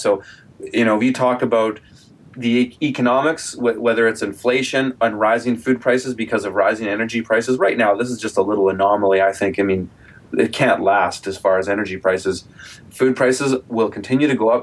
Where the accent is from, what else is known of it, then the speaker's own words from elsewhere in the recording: Kelowna, British Columbia, Canada; Kelowna, my hometown here